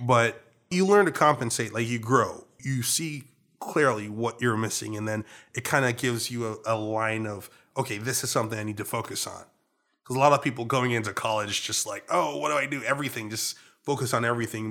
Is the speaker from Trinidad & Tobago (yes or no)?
yes; Trinidad & Tobago; accent: Trinidadian; moved away as an adult; now in Washington, Maryland, Virginia area, United States; Trinidadian. I, I was born and raised here.